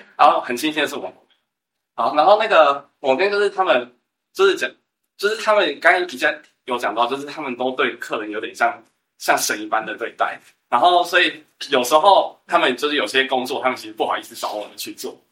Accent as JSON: {"language": "Chinese", "country": "Taiwan", "said": "我们台湾人不是草莓"}